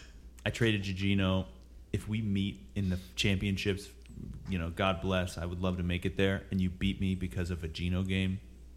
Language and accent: English; Mason-Dixon line, United States; We grew up on the Mason-Dixon line.